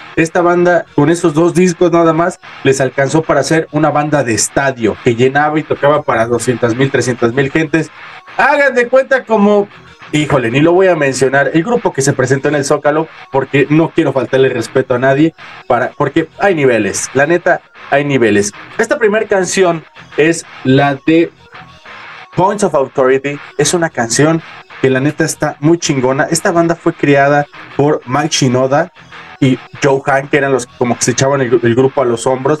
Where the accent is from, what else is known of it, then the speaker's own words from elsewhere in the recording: Mexico; nacimos en México